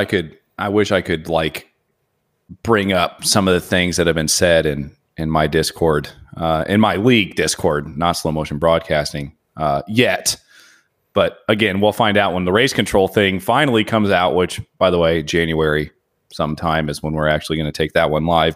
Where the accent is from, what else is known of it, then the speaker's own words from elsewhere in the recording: Indiana, United States; now in Phoenix, United States; I'm from Indiana